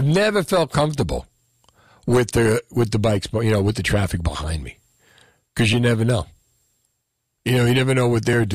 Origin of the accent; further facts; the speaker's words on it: Union City, New Jersey, United States; I grew up riding bike in Union City.